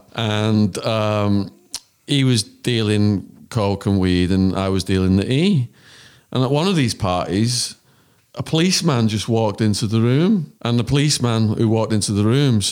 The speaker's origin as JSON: {"language": "English", "region": "England", "country": "United Kingdom", "accent": "English", "moved": "yes", "said": "he hears my English accent"}